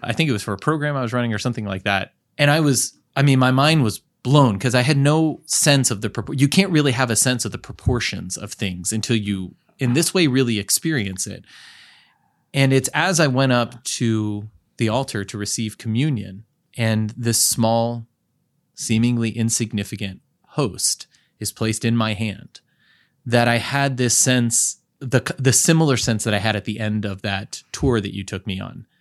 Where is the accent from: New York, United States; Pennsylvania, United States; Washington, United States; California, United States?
California, United States; I'm from California